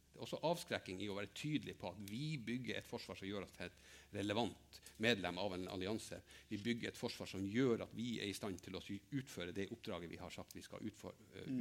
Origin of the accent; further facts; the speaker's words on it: Finnmark, Norway; jeg kommer fra Finnmark